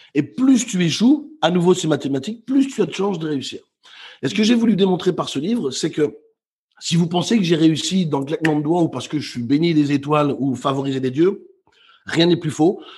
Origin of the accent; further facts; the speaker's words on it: Brussels, Brussels-Capital Region, Belgium; moved away as an adult; also born or lived in Netherlands; now in Basque Country, France; je suis né à Bruxelles, j'ai quitté ma ville natale à 19 ans pour aller euh, travailler et vivre aux Pays-Bas